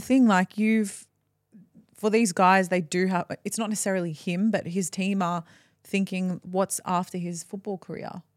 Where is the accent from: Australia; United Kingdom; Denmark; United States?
Australia; as an Aussie